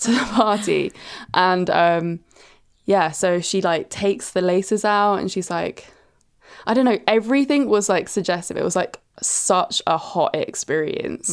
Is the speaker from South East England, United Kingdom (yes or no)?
yes; Brighton, South East England, United Kingdom; growing up in Brighton, which is obviously the gay capital of the U K